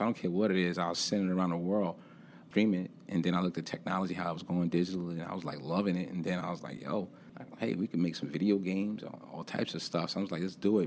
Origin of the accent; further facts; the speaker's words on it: New York City, New York, United States; moved away as an adult; now in Charlotte, United States; being born and raised in Brooklyn, New York